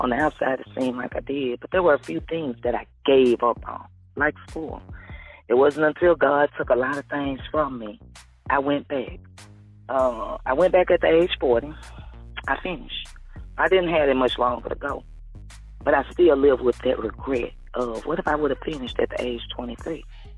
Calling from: Shreveport, Louisiana, United States; I was calling from Shreveport, Louisiana.

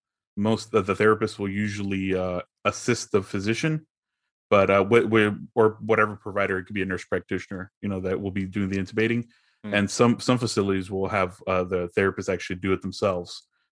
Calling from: Fort Worth, Texas, United States; Fort Worth, Texas.

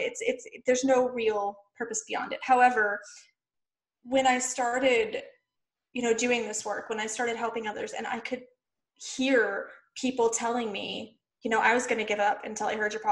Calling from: Phoenix, Arizona, United States; I am in Phoenix, Arizona in the U.S.

